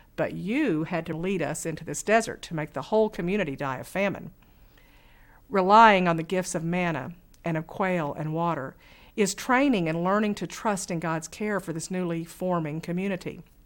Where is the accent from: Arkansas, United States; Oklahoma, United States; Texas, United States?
Arkansas, United States; Fort Smith; I grew up in Western Arkansas, where Camp Chaffey, just outside of our town